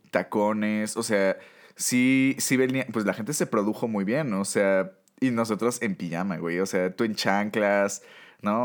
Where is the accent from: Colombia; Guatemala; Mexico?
Mexico; como buenos mexicanos